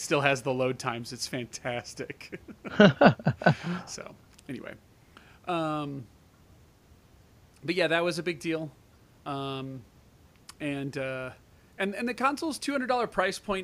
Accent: United States; I'm American

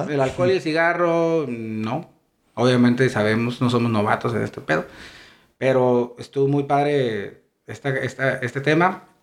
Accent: Mexico; Por tabú, porque somos mexicanos.

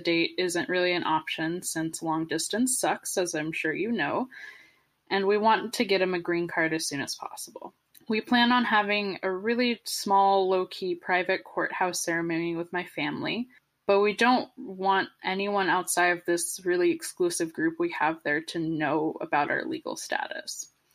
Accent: Southern California, United States; Southern California where I'm from

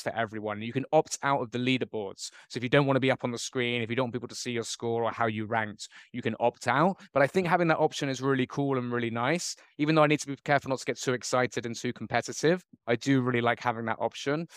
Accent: Bristol, South West England, United Kingdom; moved away as an adult; now in Bangkok, Thailand; I've been in Bangkok for twenty years now. I grew up in Bristol

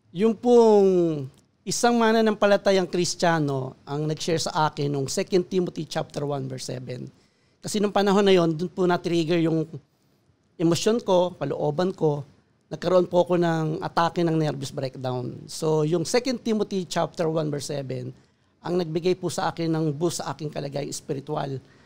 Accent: Caloocan, Metro Manila, Philippines; Ako po ay laking Caloocan. So sa Caloocan po ako natuto ng mga bagay-bagay sa buhay sa mundong ito.

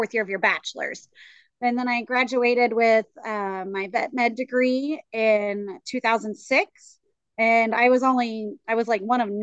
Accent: Grenola, Kansas, United States; also born or lived in Wichita, Kansas; I was born in Wichita, and we lived there till I was about 5 years old, and then we moved out to the family farm, which is about a little over an hour southeast of Wichita

